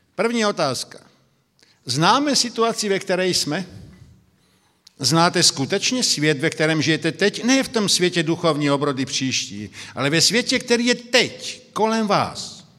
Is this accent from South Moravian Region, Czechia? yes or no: yes; Brno, South Moravian Region, Czechia; now in Slovakia; Já jsem z Brna, by to bylo zřejmé, tedy jsem Moravák narozením, pak žijí na Slovensku